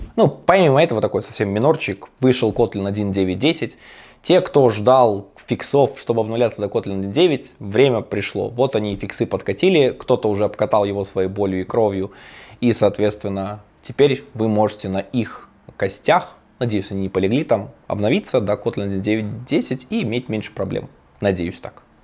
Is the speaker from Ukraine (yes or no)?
no; Belarus; я ж белорус